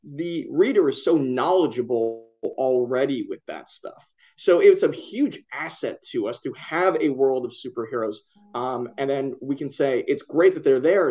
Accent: Philadelphia, Pennsylvania, United States; now in New York, United States; I grew up in Philly

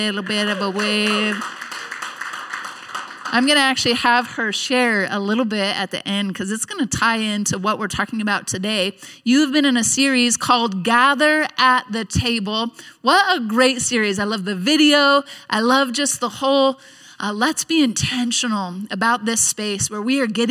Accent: Nampa, Idaho, United States; we're from the Nampa area

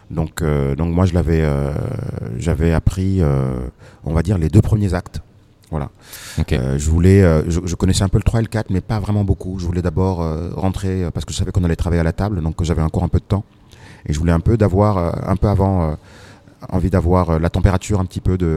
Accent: Senegal; et voilà, moi je suis sénégalais.

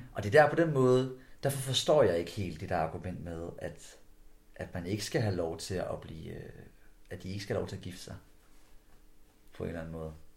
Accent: Skjern, Central Denmark Region, Denmark; vi to vi kommer fra samme område af. Vi kommer fra downtown omkring Skærm, kommune af.

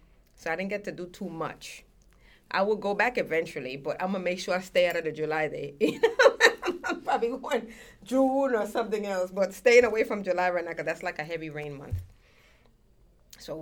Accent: Colón, Panama; now in Brooklyn, United States; I was in Colón, and I was in the capital, because I'm from Colón

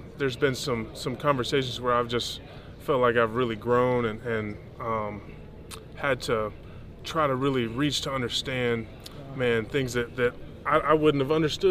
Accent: Texas, United States; I grew up in Texas

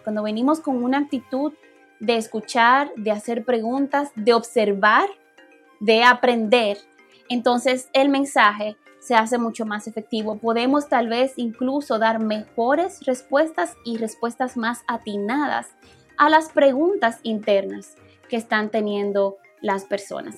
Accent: Dominican Republic; moved away; como dominicanos

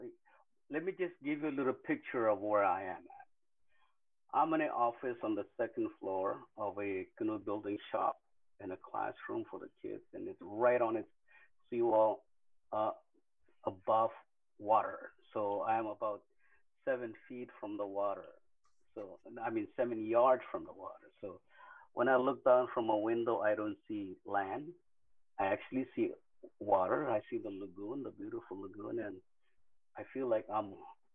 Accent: Marshall Islands; also born or lived in Kwajalein / Bikini Atoll; I am from the Marshall Islands

